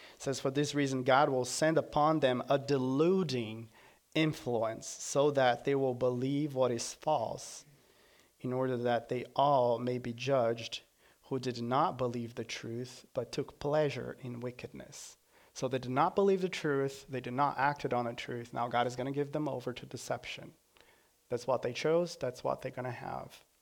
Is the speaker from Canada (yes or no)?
no; Brazil; moved away as an adult; now in United States; From Brazil